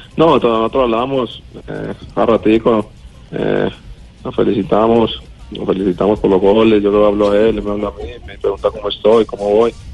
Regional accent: Colombia; now in Argentina; como todo colombiano

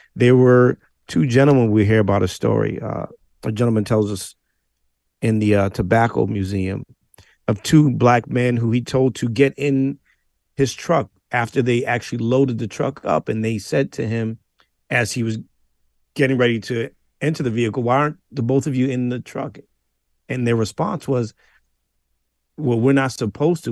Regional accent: New England, United States; I, am a Northerner. I'm from the New England area

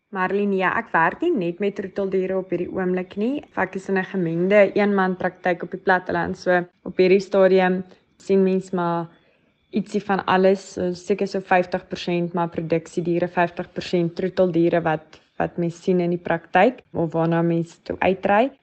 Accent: Schweizer-Reneke, North West, South Africa; also born or lived in Onderstepoort / Vryburg; ek het groot geword so 30 kilos buitekant 'n klein dorpie, 'n plattelandse dorpie, Soizereneke in die Noordwes.

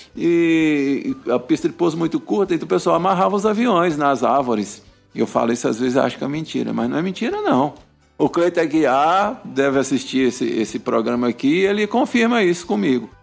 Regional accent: Minas Gerais, Brazil; now in Brasília, Brazil; eu sou de Minas Gerais, né? Interior de Minas

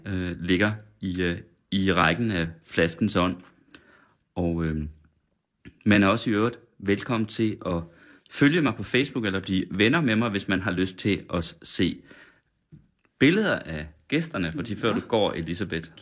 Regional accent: Sønder Felding, Central Denmark Region, Denmark; jeg er fra Sønderfælling, 20 km derfra

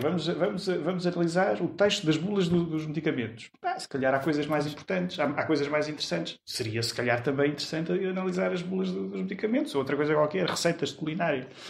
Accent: Lisbon, Portugal; also born or lived in Porto Alegre, Brazil; eu vim para Lisboa com um ano, um ano e pouco

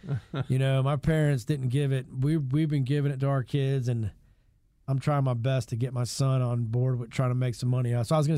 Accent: New Jersey, United States; born there; moved away; I was born in New Jersey, but we moved here because my dad was in pharmaceutical sales in 1980.

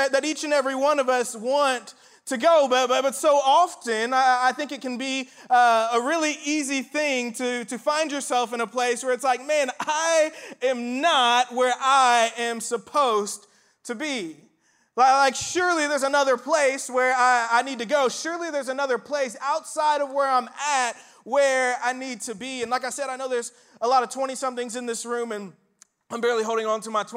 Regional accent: Indiana, United States; moved away as an adult; also born or lived in Starkville, Mississippi; I'm originally from Indiana

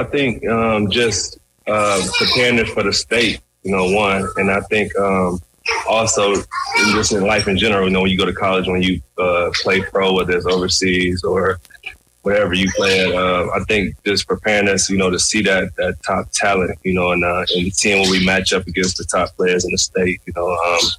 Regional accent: Benton Harbor, Michigan, United States; I grew up in Benton Harbor, like you said, went to high school there.

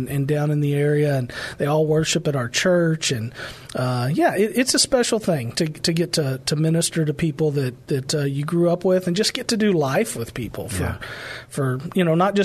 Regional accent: Pleasanton, Texas, United States; I grew up in Pleasanton, right where I pastor today

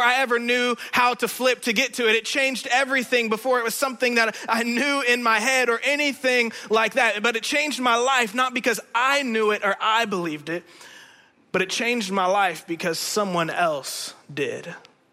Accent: Indiana, United States; moved away; I'm originally from Indiana

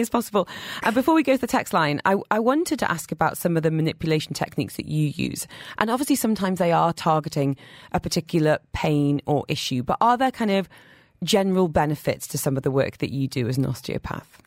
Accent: United Kingdom; I'm British

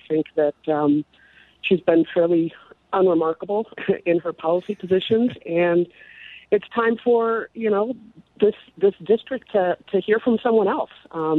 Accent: Philadelphia, Pennsylvania, United States; moved away as an adult; also born or lived in Washington, D.C.; now in Minneapolis, United States; I was born and raised in Philadelphia. Went to school in Washington, D.C., and wound up here in Minnesota in 89 after I graduated. I live in South Minneapolis.

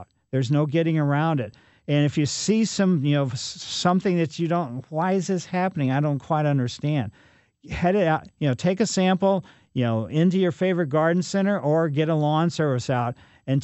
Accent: Ellisville, Missouri, United States; Growing up in Ellisville, we had the Spring Beauties underneath our trees there on Maple Lane as well

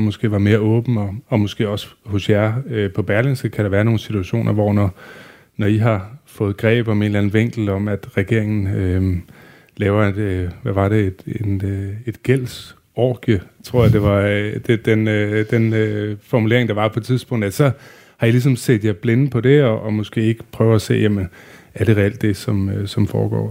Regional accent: Videbæk, West Jutland, Central Denmark Region, Denmark; jeg kørte selv aviser i Vibberød, hvor jeg kommer fra, øh, i Vestjylland

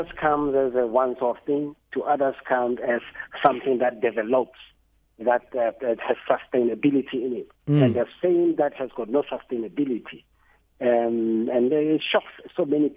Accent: Mamelodi, Gauteng, South Africa; I was born in Mamelodi, raised in Mamelodi

